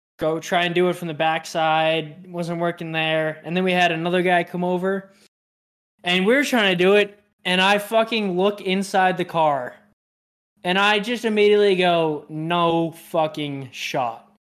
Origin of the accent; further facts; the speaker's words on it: Utah, United States; He's like, I should know this. I know I'm from Utah. I know I should know it.